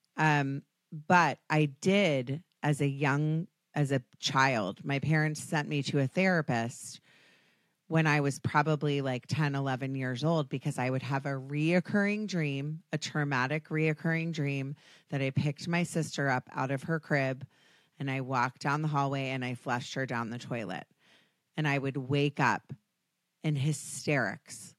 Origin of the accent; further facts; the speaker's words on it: United States; I'm American. I have the most annoying accent on the planet.